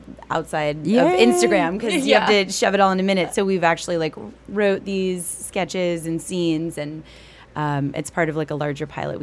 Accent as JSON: {"language": "English", "region": "Vermont", "country": "United States", "moved": "yes", "said": "I'm from Vermont originally, and so is my writing partner, Stephanie Lynn."}